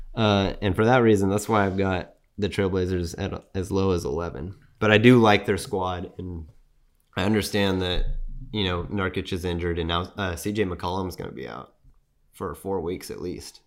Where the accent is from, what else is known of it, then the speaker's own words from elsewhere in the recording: San Antonio, Texas, United States; I'm from San Antonio